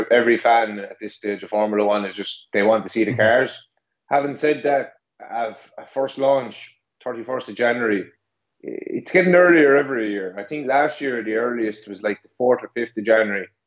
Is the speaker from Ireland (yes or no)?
yes; Ireland; As a, as an Irishman, we uh, we tend to uh, speak a bit quick every now and again.